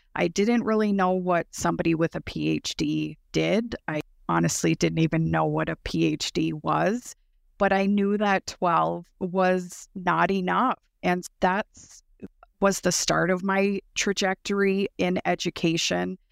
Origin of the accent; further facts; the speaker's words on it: Turtle Mountain Band of Chippewa Indians, North Dakota, United States; I am an enrolled citizen of the Turtle Mountain Band of Chippewa Indians located in North Dakota